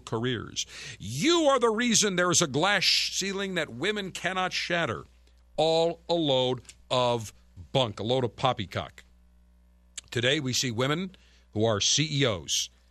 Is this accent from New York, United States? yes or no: yes; Buffalo, New York, United States; moved away; my hometown area of Buffalo in Western New York.